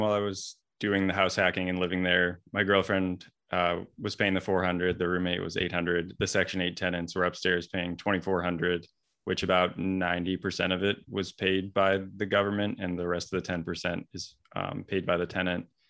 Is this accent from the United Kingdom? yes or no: no; Vancouver, British Columbia, Canada; moved away as an adult; now in Boston, United States; I'm originally from Vancouver, Canada